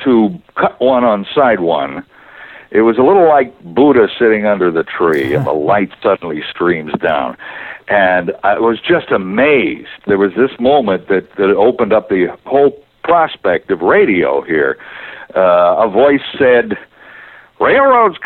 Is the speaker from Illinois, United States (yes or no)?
no; New Jersey, United States; I grew up in New Jersey